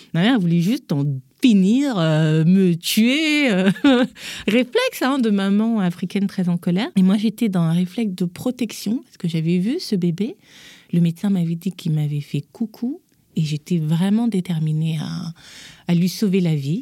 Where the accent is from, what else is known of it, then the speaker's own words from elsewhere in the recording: Gabon; moved away as an adult; now in Paris, France; je suis née, j'ai grandi en Afrique, au Gabon